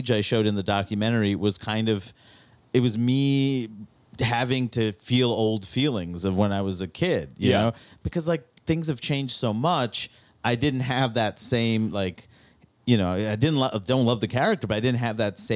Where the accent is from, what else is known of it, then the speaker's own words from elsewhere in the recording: New York City, New York, United States; growing up in Queens, you know, where I see this community that's so diverse growing up in Jackson Heights